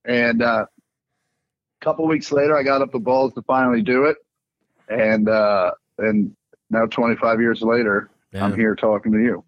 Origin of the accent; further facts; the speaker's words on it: Kansas City, United States; growing up in Kansas City